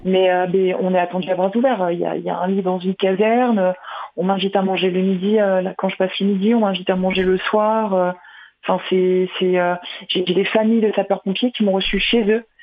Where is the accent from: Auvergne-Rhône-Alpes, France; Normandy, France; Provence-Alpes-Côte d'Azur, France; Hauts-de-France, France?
Hauts-de-France, France; Nord; moved away; je suis du Nord